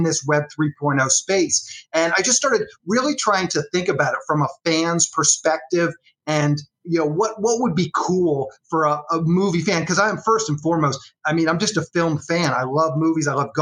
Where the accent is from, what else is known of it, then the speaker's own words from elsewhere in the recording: Annapolis, Maryland, United States; moved away as an adult; I grew up in Annapolis, Maryland.